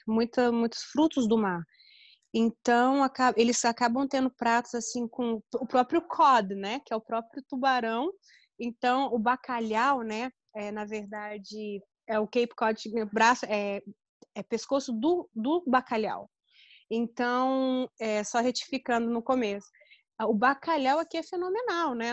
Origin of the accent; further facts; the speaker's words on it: interior of Paraná, Brazil; now in Florida, United States; Eu venho do interior do Paraná